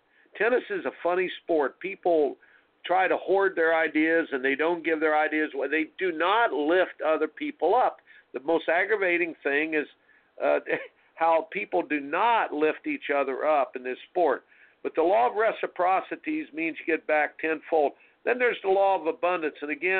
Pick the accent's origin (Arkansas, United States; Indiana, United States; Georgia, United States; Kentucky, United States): Indiana, United States; basketball was my sport growing up in Indiana.